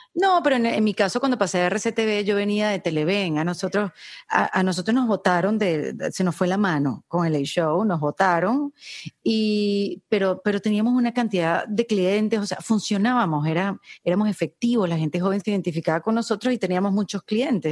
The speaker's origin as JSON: {"language": "Spanish", "country": "Venezuela", "moved": "as an adult", "lives_now": "Miami, United States", "said": "yo vengo de Venezuela, un país de mises"}